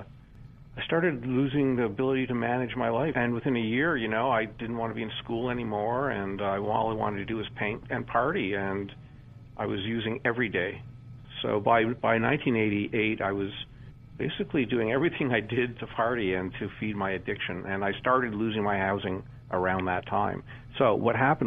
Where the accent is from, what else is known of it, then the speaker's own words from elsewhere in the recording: Canada; also born or lived in Toronto; as a Canadian growing up in the 60s, 70s, and 80s